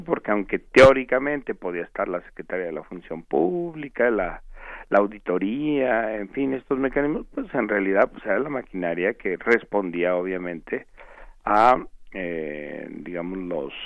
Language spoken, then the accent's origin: Spanish; Mexico; preguntémonos como mexicanos